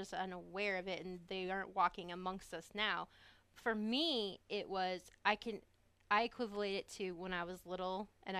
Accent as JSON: {"language": "English", "region": "Illinois", "country": "United States", "tie": "born or raised there", "said": "I grew up in Illinois."}